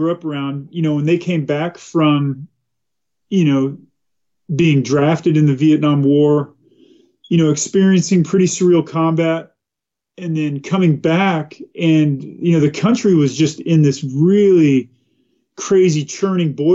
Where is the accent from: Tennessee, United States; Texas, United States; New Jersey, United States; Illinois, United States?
Texas, United States; Watauga; also born or lived in Fort Worth, Texas; now in Eagle River, United States; I was born in Fort Worth, Texas. Grew up in a small rural town called Watauga, Texas